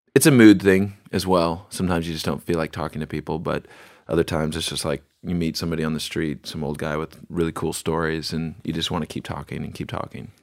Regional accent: Bremerton, Washington, United States; I was born in Bremerton

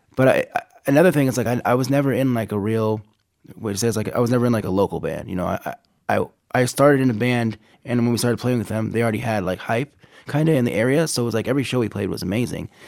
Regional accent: Abbotsford, British Columbia, Canada; moved away as an adult; also born or lived in Minot, North Dakota / Tacoma, Washington / Sacramento; now in United States; my mother took me and my sisters and we went up to Canada and I grew up there

